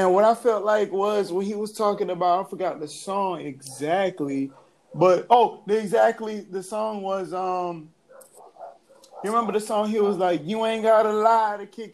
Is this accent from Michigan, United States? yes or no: no; Atlanta, Georgia, United States; also born or lived in New Orleans; I'm from New Orleans, but raised in Atlanta